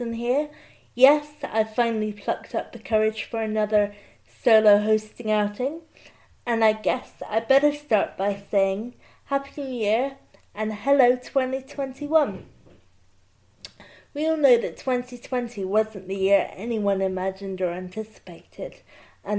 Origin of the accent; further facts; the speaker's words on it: Bristol, South West England, United Kingdom; My hometown of Bristol